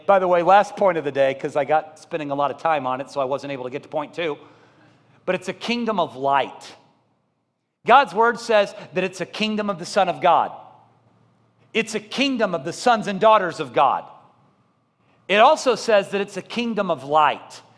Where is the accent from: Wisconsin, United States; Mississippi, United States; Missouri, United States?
Missouri, United States; Columbia; moved away; I grew up in Columbia, Missouri